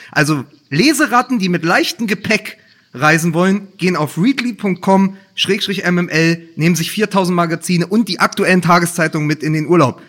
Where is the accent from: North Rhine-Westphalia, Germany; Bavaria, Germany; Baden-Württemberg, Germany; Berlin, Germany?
Berlin, Germany; als Berliner